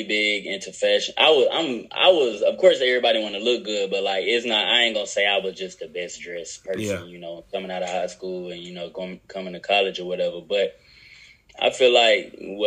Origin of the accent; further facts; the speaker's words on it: Nashville, Tennessee, United States; moved away as an adult; also born or lived in Mississippi; now in Birmingham, United States; Originally, I'm from Mississippi. Was born in Mississippi. Moved to Nashville, Tennessee. When I was in fourth grade